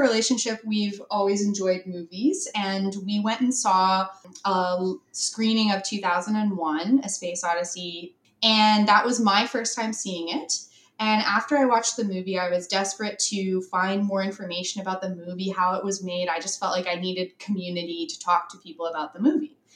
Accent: British Columbia, Canada; also born or lived in San Francisco; I am from Canada

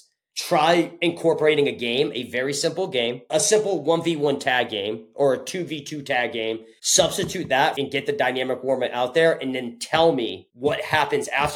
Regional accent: Connecticut, United States; originally, I'm from Connecticut. So I grew up about 25 minutes south from Storrs, where UConn is

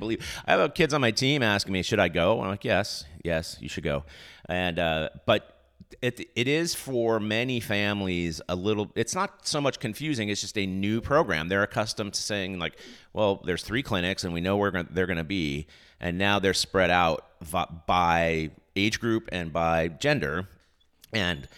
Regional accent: Texas, United States; we're from Texas

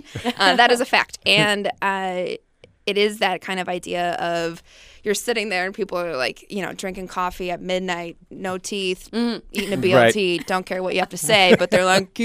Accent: Wisconsin, United States; Wisconsin. {S5} Oh, Wisconsin. {S4} Yeah. So born and raised Wisconsin.

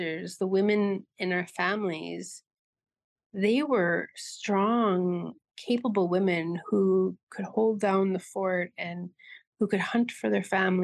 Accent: Tadoule Lake, Manitoba, Canada; I'm from Tinuli Lake, Manitoba, in northern Manitoba

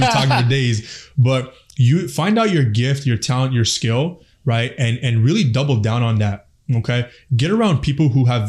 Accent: Afghanistan; And I'm from Afghanistan. We all know what's happening back home.

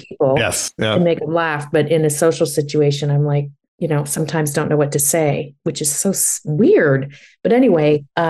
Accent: New York, United States; now in Napa, United States; I never thought I'd leave New York because it was part of my identity of I live in New York. I'm a New Yorker, you know?

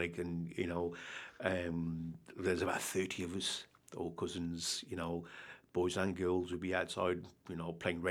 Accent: Walsall, West Midlands, United Kingdom; I was born in 1973, born and bred in Walsall.

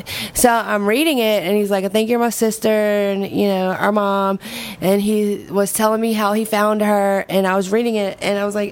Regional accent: Gonzales, Louisiana, United States; this girl that I grew up with in Gonzales, Louisiana.

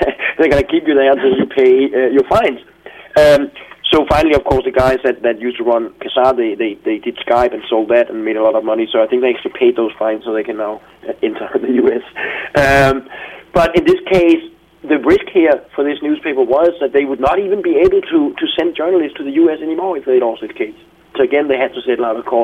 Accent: Denmark

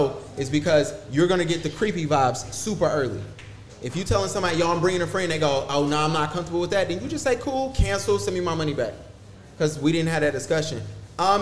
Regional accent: Huntersville, North Carolina, United States; I grew up in Huntersville

